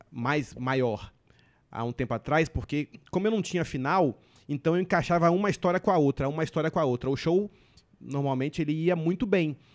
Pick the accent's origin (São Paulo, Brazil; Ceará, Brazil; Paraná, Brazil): Paraná, Brazil; Curitiba; born there; eu nasci em Curitiba e em Curitiba de Negão tem eu e só.